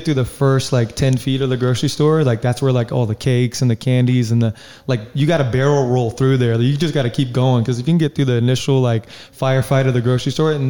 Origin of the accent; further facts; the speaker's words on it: the South, United States; now in Arizona, United States; Yeah, I'm from the South, so I'm a little bit over-friendly. And I've experienced out here on the West Coast that that's a little weird.